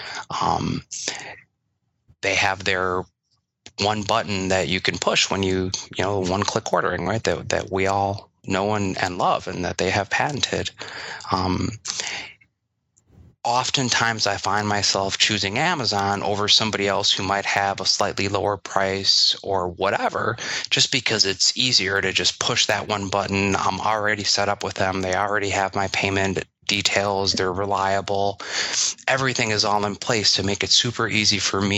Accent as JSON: {"language": "English", "region": "Wisconsin", "country": "United States", "tie": "born or raised there", "said": "I grew up here in Wisconsin and went to University of Wisconsin"}